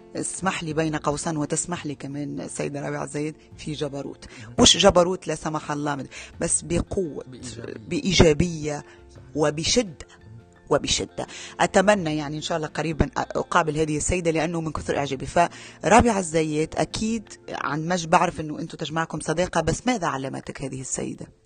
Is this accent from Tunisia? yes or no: yes; Tunisia; انا من تونس